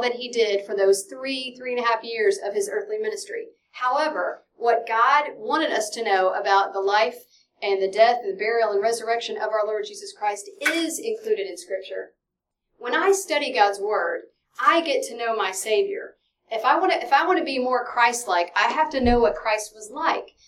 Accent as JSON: {"language": "English", "town": "Dallas", "region": "Texas", "country": "United States", "said": "I'm from Dallas, Texas"}